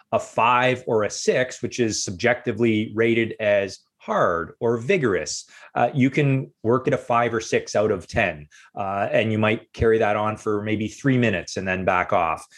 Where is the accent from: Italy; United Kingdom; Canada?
Canada; Windsor, Ontario; I grew up in Windsor, Ontario, which is the southernmost city in Canada